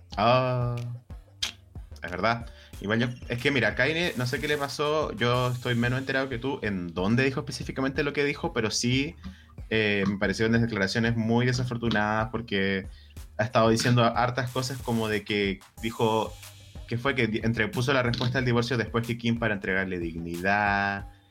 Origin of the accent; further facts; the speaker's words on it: Chile; como joven chileno sin privilegio